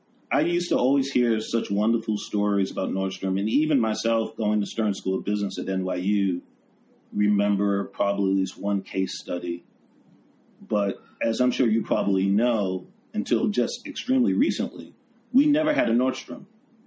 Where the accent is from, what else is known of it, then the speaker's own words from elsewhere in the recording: New York City, New York, United States; as a New Yorker.